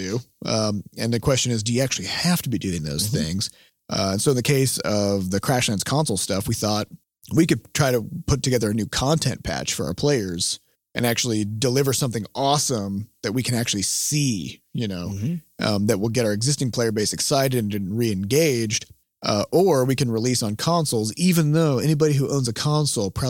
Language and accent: English; Midwest, United States; As a Midwesterner